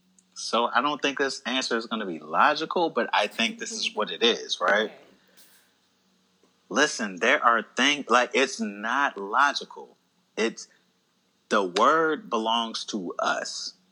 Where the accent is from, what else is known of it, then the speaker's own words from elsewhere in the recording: Alabama, United States; Growing up in Alabama, like, even if I had jokes about it, I would never make them because growing up in Alabama at that age, nah.